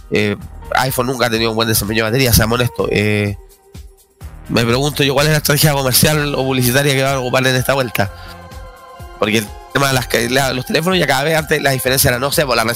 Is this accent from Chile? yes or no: yes; Chile; Claro, que tú, que nosotros somos chilenos